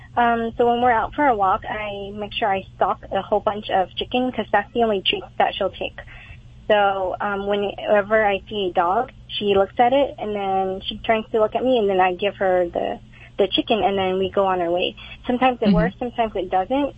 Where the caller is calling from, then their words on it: Fullerton, California, United States; I'm calling from Fullerton